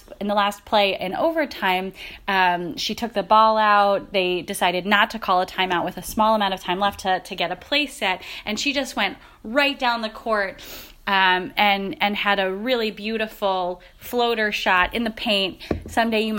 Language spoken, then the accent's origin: English; Philadelphia, Pennsylvania, United States